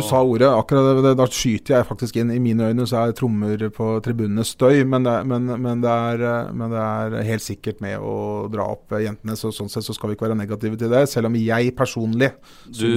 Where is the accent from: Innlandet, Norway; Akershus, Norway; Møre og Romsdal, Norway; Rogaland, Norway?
Akershus, Norway; Siggerud; vi er fra Sigrud begge